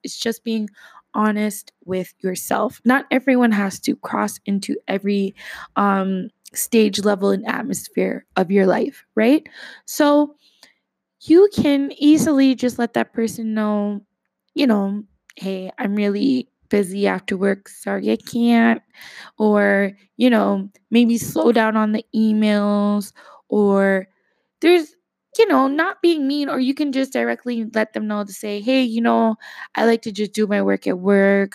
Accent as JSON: {"language": "English", "country": "Canada", "said": "as a Canadian"}